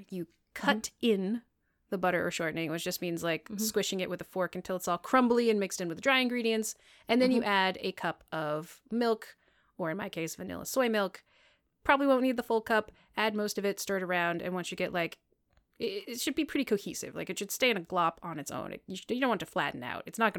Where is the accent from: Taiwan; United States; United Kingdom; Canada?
United Kingdom; I'm British.